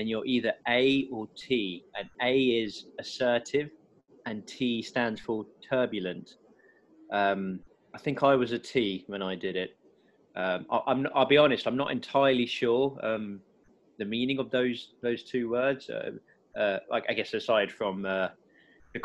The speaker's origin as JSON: {"language": "English", "region": "England", "country": "United Kingdom", "said": "us English"}